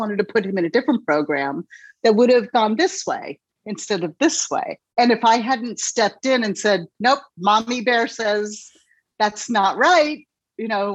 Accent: Los Angeles, California, United States; moved away as an adult; also born or lived in New York City; I was born and raised in Los Angeles, California

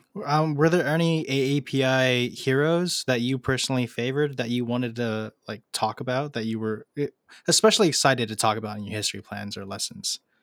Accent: Los Angeles, California, United States; I'm from Los Angeles

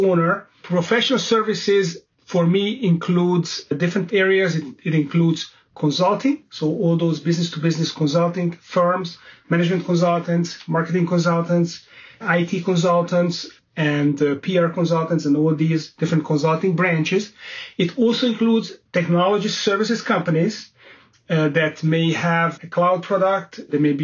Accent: Budapest, Hungary; moved away as an adult; also born or lived in London; I set up my own investment banking boutique firm in my hometown of Budapest, Hungary

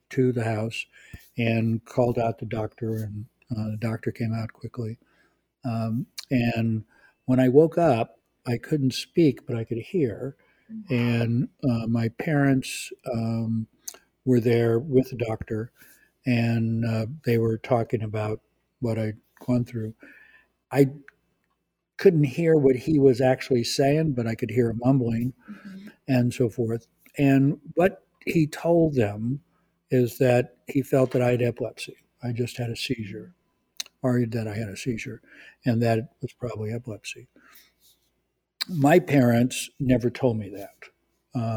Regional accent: California, United States; also born or lived in Azores; Central California on a dairy farm. Uh, my family uh, Portuguese. I'm 100% Portuguese. Uh, my family comes from the Azor Islands, which are islands off of oh

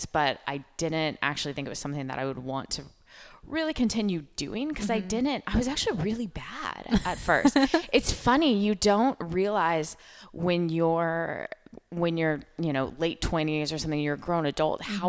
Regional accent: Oregon, United States; growing up in Oregon

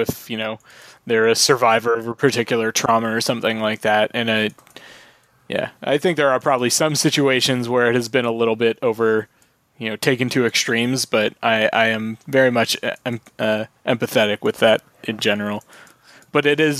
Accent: Brantford, Ontario, Canada; I grew up in Brantford

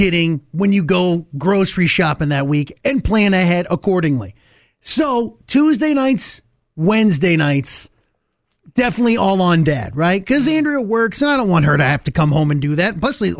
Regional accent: Ohio, United States; first language English; When I was growing up in Ohio

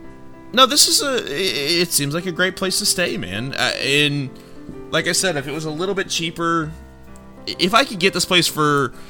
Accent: the South, United States; I'm from the South, and that's more my speed. Makes me feel at home

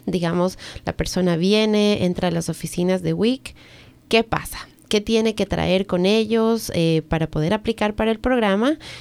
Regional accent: Ecuador; now in United States; yo nací en Ecuador

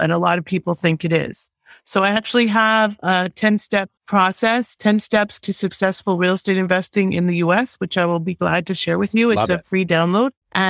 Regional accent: Toronto, Ontario, Canada; moved away as an adult; now in South Florida, United States; I'm originally from Toronto. I am now in South Florida

